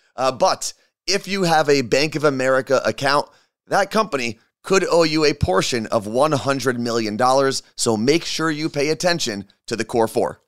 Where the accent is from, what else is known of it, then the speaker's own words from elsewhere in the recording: New Jersey, United States; moved away; you and I, Carla Marie, represent New Jersey